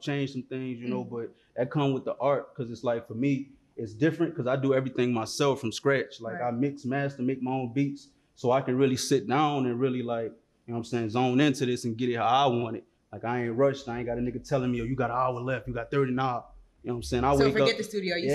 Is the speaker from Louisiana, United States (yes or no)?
yes; New Orleans, Louisiana, United States; also born or lived in Philadelphia / Texas; New Orleans somewhat. Because, like, I mean, that's home